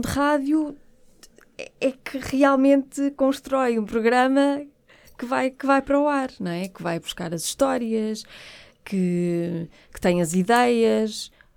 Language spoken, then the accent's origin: Portuguese; Porto, Norte, Portugal; eu sou do Porto